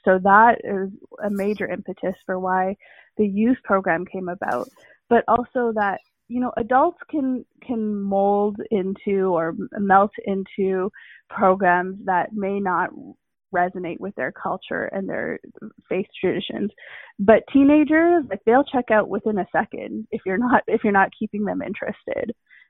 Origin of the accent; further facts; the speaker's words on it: India; because I'm Indian, so I've studied yoga as well a bit.